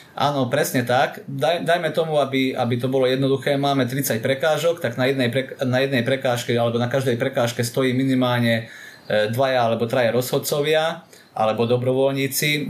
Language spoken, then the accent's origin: Slovak; Jablonov nad Turňou, Košice Region, Slovakia; Pochádzam z Jablonova, je to okres Rožňava, takže dá sa povedať, že z východu Slovenska